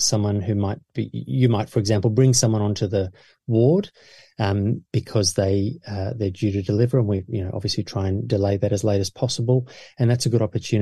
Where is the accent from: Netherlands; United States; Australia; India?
Australia; my parents are South African and I was born in Australia